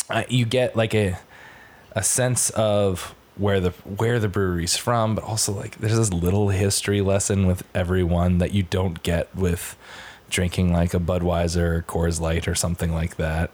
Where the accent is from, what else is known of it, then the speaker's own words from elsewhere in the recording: Stratford, Connecticut, United States; moved away; my hometown of Stratford, Connecticut